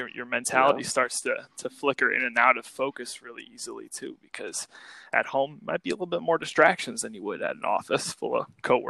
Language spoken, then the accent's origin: English; St. Louis, Missouri, United States; moved away as an adult; now in Chicago, United States; I've been living in Chicago here for about 7 years now. I was born and raised in St. Louis, Missouri. Shout out to my hometown.